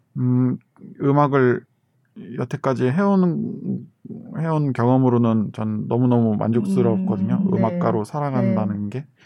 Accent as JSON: {"language": "Korean", "country": "South Korea", "tie": "born or raised there"}